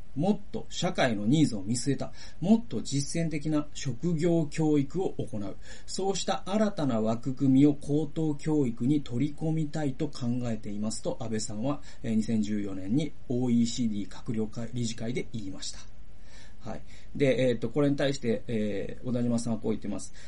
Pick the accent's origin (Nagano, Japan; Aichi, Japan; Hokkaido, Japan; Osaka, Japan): Aichi, Japan; Toyohashi; 僕の地元で言うと、豊橋